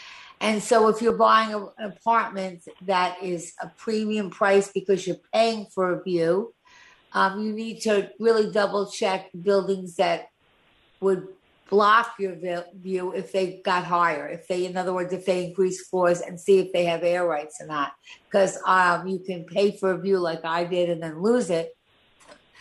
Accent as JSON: {"language": "English", "area": "Long Island", "region": "New York", "country": "United States", "lives_now": "New York City, United States", "said": "I'm from Long Island, as I always told you. So when I first moved into the city"}